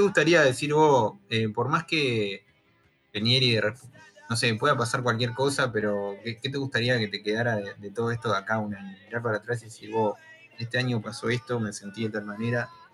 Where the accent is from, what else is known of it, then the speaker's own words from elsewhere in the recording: Pando, Canelones, Uruguay; donde yo vivo, que soy de Pando